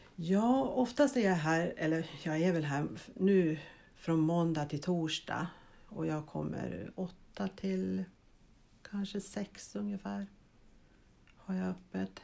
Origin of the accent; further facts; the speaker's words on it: Heby, Uppsala County, Sweden; moved away as an adult; also born or lived in Vaasa, Finland; now in Östervåla, Sweden; jag är född i Finland, i Vasa och uppväxt i Heby. Och 1980 flyttade jag till Östervåla.